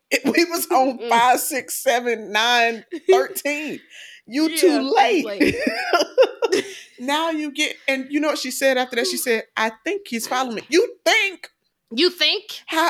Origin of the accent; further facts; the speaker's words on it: Georgia, United States; I'm not from Atlanta. I'm from DeKalb County.